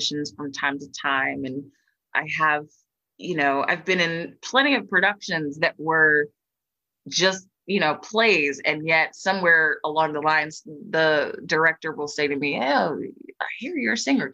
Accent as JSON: {"language": "English", "town": "Philadelphia", "region": "Pennsylvania", "country": "United States", "tie": "born or raised there", "said": "my hometown here in Philly"}